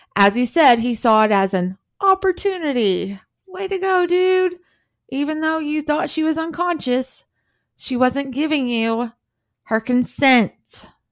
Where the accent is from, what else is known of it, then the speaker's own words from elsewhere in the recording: the South, United States; I'm from the South